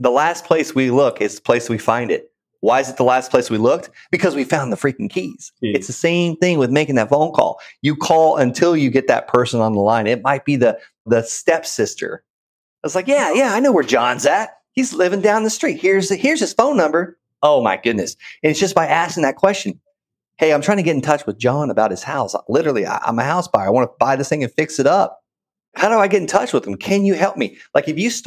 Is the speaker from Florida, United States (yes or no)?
yes; Okeechobee, Florida, United States; I grew up in Okeechobee, Florida